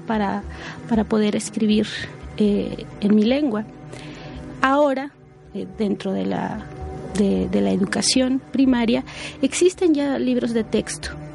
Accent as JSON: {"language": "Spanish", "town": "San Juan Chamula", "region": "Chiapas", "country": "Mexico", "also_born_or_lived": "Sinaloa", "first_language": "Spanish", "said": "soy originaria de San Juan Chamula, Chiapas"}